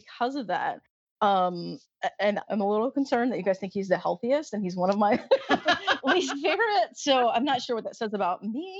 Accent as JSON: {"language": "English", "region": "the South", "country": "United States", "tie": "born or raised there", "said": "I grew up in the South."}